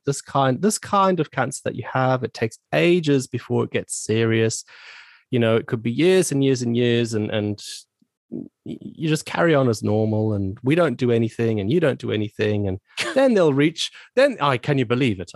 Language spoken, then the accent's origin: English; Zimbabwe; moved away as an adult; also born or lived in South Africa; now in United Kingdom; I was born and raised in Zimbabwe, which is a country in Southern Africa